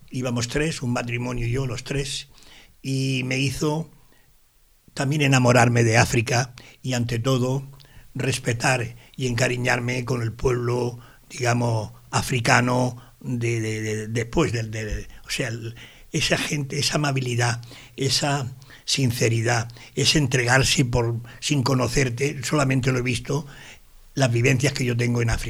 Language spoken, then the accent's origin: Spanish; Sabadell, Catalonia, Spain; Yo soy sabadellense, soy catalán y soy español.